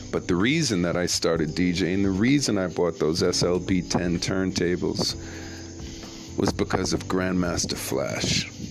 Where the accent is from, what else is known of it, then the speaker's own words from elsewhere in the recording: New York City, New York, United States; moved away; also born or lived in Jamaica / Toms River, New Jersey; I'm from Brooklyn. I'm from Brooklyn, guys. from Brooklyn, NYC. I'm from New York where this hip hop thing started